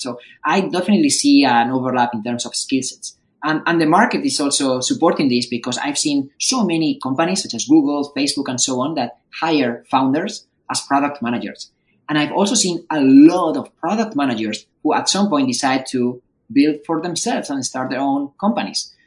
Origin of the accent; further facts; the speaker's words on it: Madrid, Community of Madrid, Spain; moved away as an adult; now in Bay Area, United States; I'm also from Madrid